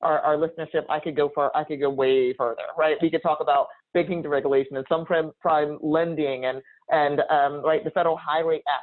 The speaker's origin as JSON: {"language": "English", "region": "New Jersey", "country": "United States", "said": "in my home state of New Jersey"}